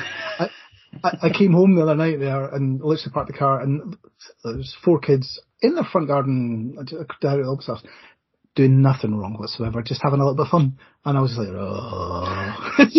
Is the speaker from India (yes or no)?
no; Scotland, United Kingdom; as a Scotsman